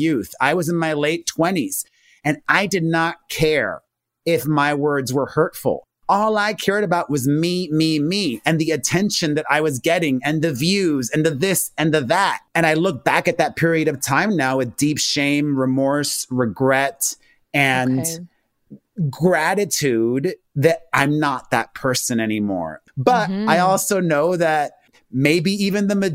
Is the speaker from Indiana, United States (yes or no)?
no; Miami, Florida, United States; I grew up in Miami, the son of Cuban immigrants